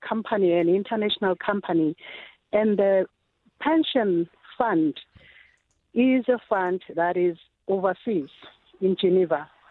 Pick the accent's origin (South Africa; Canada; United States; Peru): South Africa; also born or lived in Pretoria; I am a South African